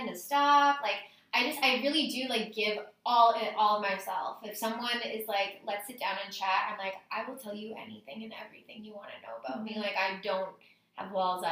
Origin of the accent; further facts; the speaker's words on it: Saskatoon, Saskatchewan, Canada; also born or lived in Regina; this is where I grew up